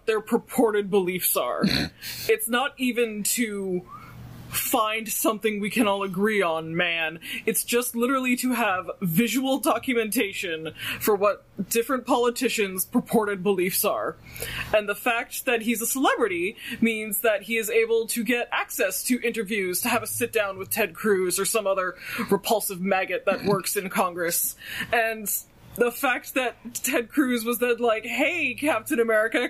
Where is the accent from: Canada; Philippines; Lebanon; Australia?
Canada